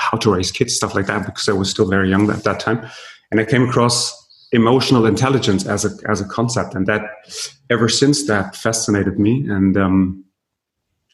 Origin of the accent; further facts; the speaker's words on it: Berlin, Germany; I was born and raised in Berlin